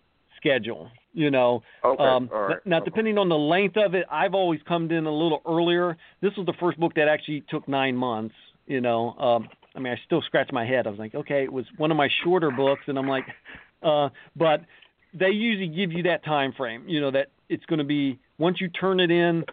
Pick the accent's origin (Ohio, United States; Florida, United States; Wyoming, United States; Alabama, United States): Ohio, United States; Columbus; Columbus Panhandles is my hometown.